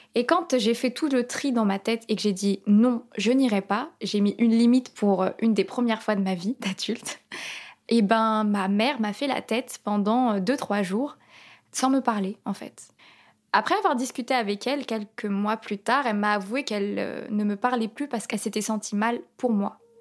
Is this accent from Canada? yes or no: no; France; je suis française d'origine palestinienne, je suis née ici.